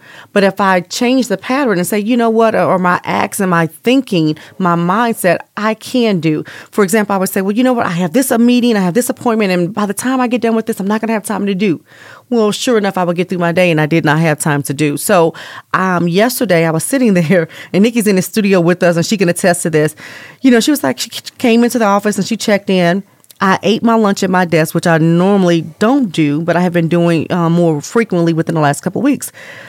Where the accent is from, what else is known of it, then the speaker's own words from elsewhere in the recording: East Coast, United States; now in Las Vegas, United States; So I came from the East Coast and lived there for several years, and I had a lot of nature trails and just engulfing myself.